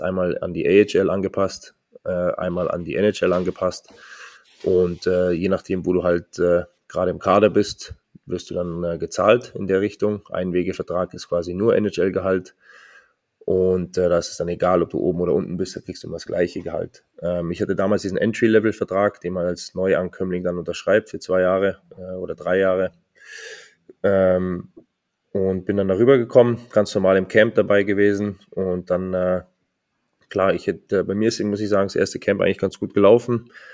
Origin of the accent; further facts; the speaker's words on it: Munich, Bavaria, Germany; moved away as an adult; also born or lived in Geretsried / Bad Tölz; now in Mannheim, Germany; geboren 16.02.88 in München, ähm, gebürtiger Bayer